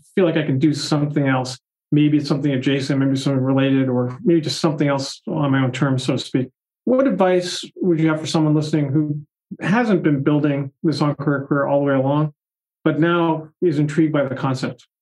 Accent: Boston, Massachusetts, United States; I grew up in the Boston area.

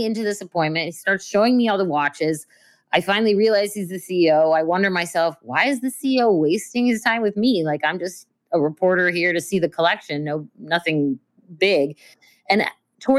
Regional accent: Russia; moved away; also born or lived in Belarus (ancestry); I was born in Russia

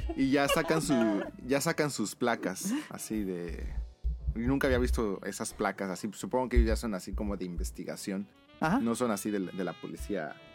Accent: Mexico; moved away as an adult; now in Japan; de México

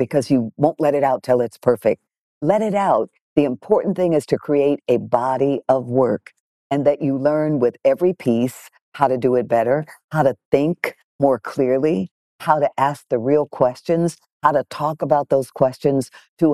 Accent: Detroit, Michigan, United States; I grew up in Detroit, Michigan, in a black nationalist, separatist, very political household

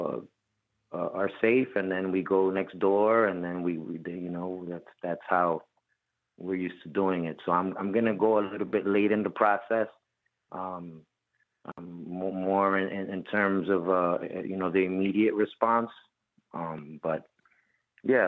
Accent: Puerto Rico; also born or lived in Bronx, New York; I reside in Puerto Rico. I have family. My family is all there. I have family also in the Bronx and New York and all over the United States. But I was born in Puerto Rico

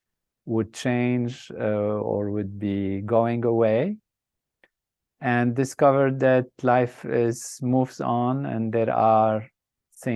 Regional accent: Lebanon; I started off in a country that was a dream place, a place of amazing, what I would say, beauty and grand possibilities with nature that's balanced, peace and harmony.

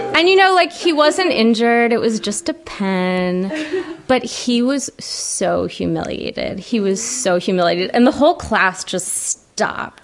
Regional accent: Ellicott City, Maryland, United States; I grew up in Ellicott City, Maryland

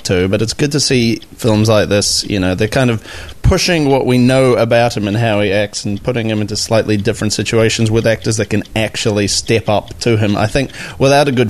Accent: South Africa; being a South African

